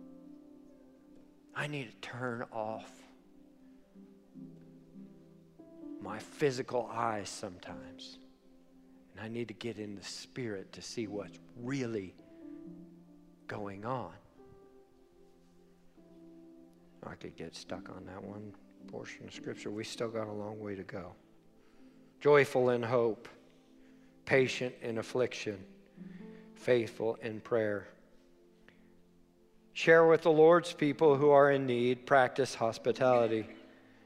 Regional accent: Weaverville, United States; I'm from Weaverville

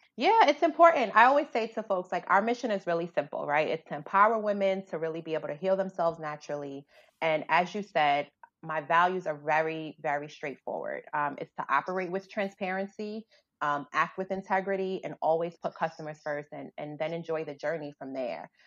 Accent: New York City, New York, United States; I grew up in the South Bronx

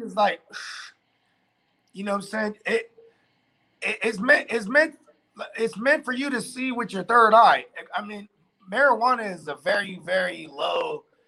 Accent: the Bay Area, California, United States; we're from the Bay

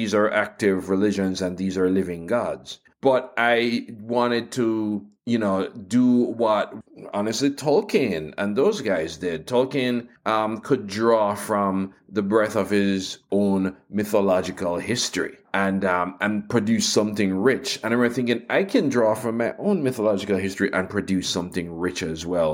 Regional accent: Jamaica; as somebody growing up in Jamaica, growing up in the African diaspora

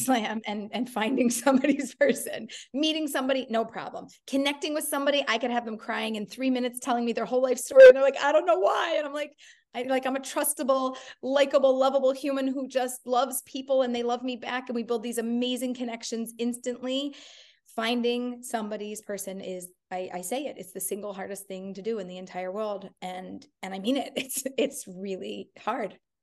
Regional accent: Philadelphia, Pennsylvania, United States; I grew up in Philadelphia

